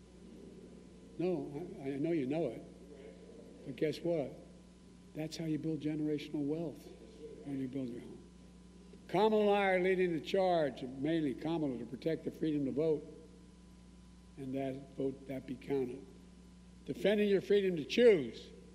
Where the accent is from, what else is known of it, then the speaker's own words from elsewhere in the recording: Claymont, Delaware, United States; also born or lived in Scranton, Pennsylvania; When we moved from Scranton, I was raising Claymont, Delaware